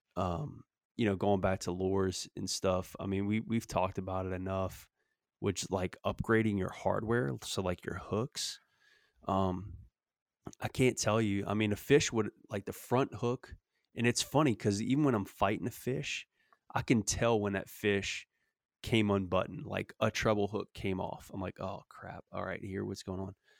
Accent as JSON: {"language": "English", "region": "Louisiana", "country": "United States", "tie": "born or raised there", "moved": "yes", "lives_now": "Texas, United States", "said": "growing up in Louisiana"}